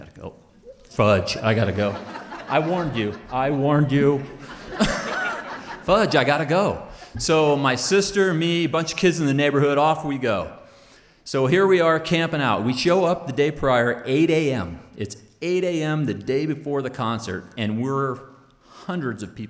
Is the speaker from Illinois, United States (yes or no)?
no; Northern California, United States; now in Idaho, United States; growing up in California